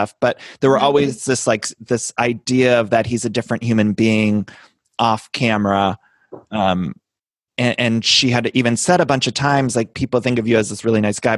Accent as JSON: {"language": "English", "town": "Solon", "region": "Ohio", "country": "United States", "also_born_or_lived": "West Hollywood, Los Angeles", "moved": "yes", "lives_now": "Los Angeles, United States", "said": "I'm a Midwest boy myself. I'm from Ohio"}